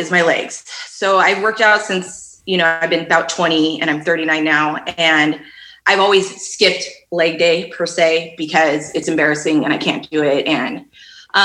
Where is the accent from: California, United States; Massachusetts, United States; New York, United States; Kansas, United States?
California, United States; Fremont; I grew up in Fremont